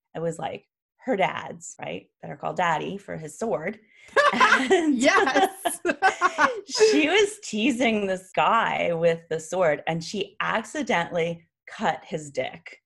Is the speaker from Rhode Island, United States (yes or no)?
no; New York City, New York, United States; I grew up in New York City